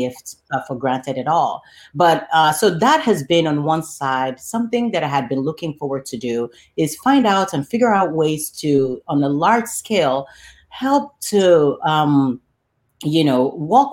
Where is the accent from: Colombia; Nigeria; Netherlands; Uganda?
Nigeria; Lagos; now in Chicago, United States; I was raised and born and raised in Lagos, Nigeria